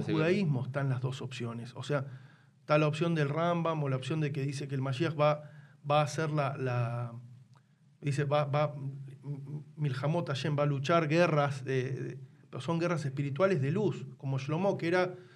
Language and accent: Spanish; Tucumán, Argentina; yo me crié en Tucumán